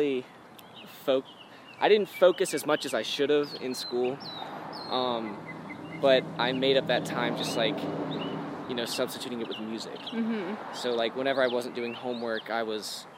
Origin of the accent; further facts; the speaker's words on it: Cincinnati, Ohio, United States; also born or lived in Brandon, Florida; I was born in Brandon, Florida, but like a month after I was born, I moved to Cincinnati